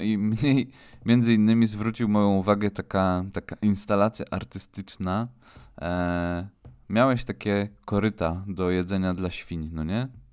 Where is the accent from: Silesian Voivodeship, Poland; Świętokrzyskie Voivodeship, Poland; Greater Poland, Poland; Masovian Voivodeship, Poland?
Silesian Voivodeship, Poland; my jesteśmy chłopaki ze Śląska